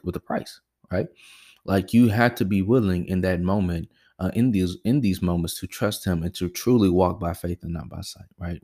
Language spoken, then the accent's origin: English; the South, United States; as African Americans, especially growing up in the South, we're very well versed with God